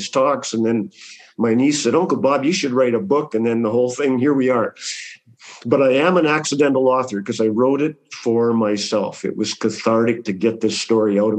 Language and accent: English; Canada; I'm Canadian.